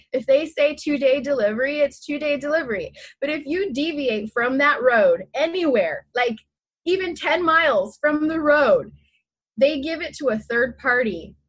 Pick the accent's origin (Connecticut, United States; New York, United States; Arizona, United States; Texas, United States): Texas, United States; San Antonio; now in Homer, United States; I originate from San Antonio, Texas